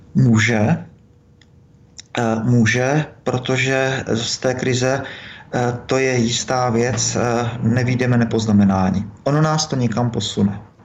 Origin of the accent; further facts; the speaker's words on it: Moravia, Czechia; u nás na Moravě